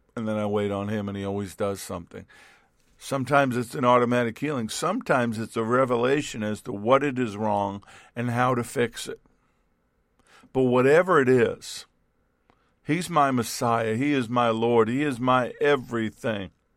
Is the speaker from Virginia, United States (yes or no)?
no; New York, United States; I grew up in New York as a New York Yankee base, baseball fan.